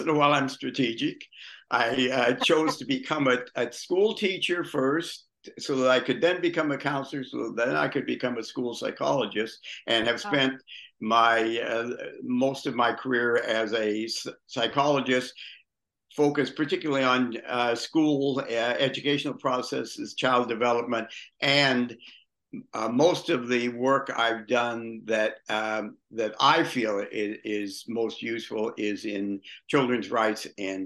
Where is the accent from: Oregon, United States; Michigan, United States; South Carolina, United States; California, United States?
California, United States; Long Beach; moved away as an adult; also born or lived in Indianapolis, Indiana / Victoria, British Columbia / Palm Springs, California; now in Florida, United States; I grew up in Long Beach, California, and came to the Middle West in my 20s, have been there most of the time